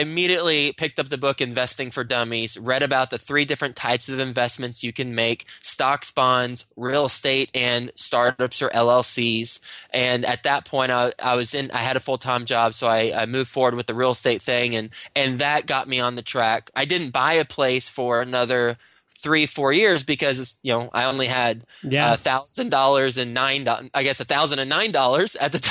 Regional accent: Texas, United States; moved away as an adult; now in New York City, United States; I'm from Texas

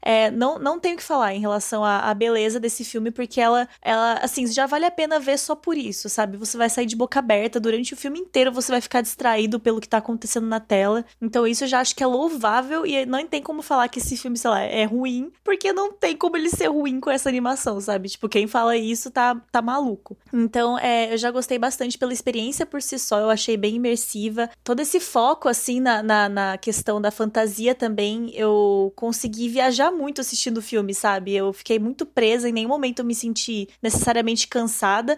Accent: interior of São Paulo, Brazil; Eu sou do interior de São Paulo

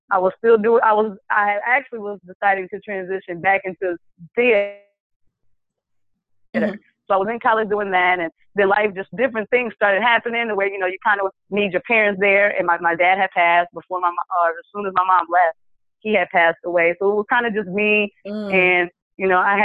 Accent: Lansing, Michigan, United States; moved away as an adult; also born or lived in Detroit, Michigan; now in Dallas-Fort Worth, United States; I'm originally from Lansing, Michigan

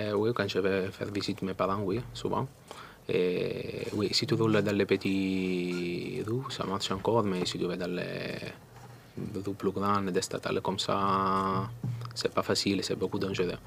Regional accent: Italy; French is a second language; moved away; je suis italien.

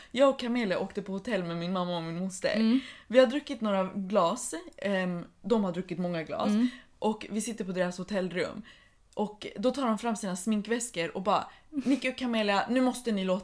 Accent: Iran; Swedish is a second language; tror att det är typ Någonting som har att göra med att jag är iranier.

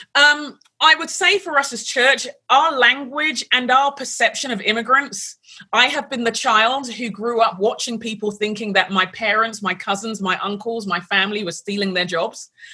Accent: London, United Kingdom; moved away as an adult; now in United States; I grew up in London

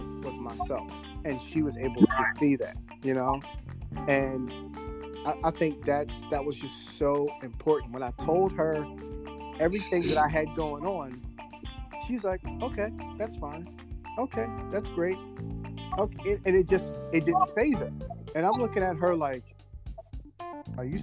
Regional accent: Philadelphia, Pennsylvania, United States; Northeast. Yeah, I went to Frankfort.

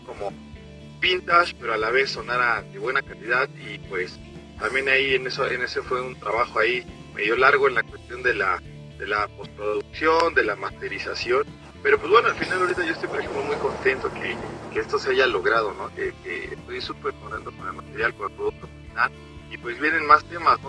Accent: Mexico; Somos, estamos en México, somos eh, músicos mexicanos, somos en español.

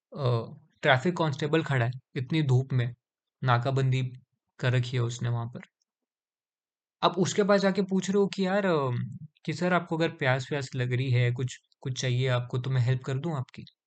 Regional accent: India

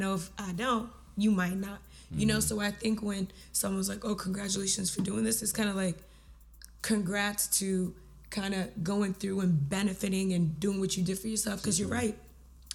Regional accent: Sudan; I am from Sudan.

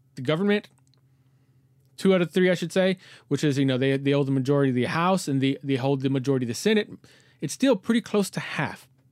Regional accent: Texas, United States; I'm in my hometown t, in Texas

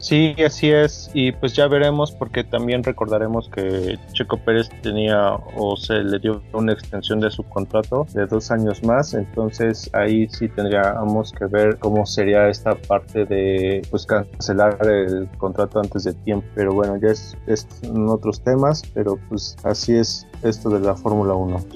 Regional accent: Mexico; latinos y mexicanos

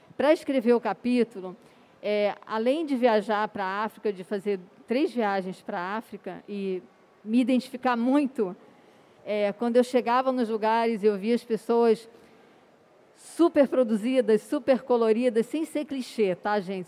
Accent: Rio de Janeiro, Brazil; moved away as an adult; also born or lived in England; como carioca da gema, da clara, da casca

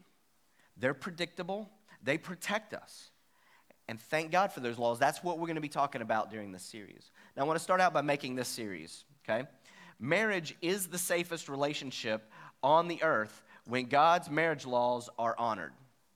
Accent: West Virginia, United States; I am from West Virginia

